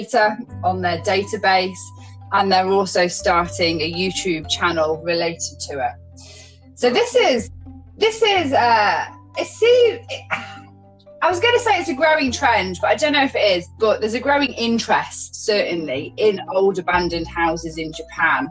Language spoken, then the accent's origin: English; Chester, North West England, United Kingdom; moved away; I'm originally from a city called Chester in the UK. It's in the northwest, on the borderline to Wales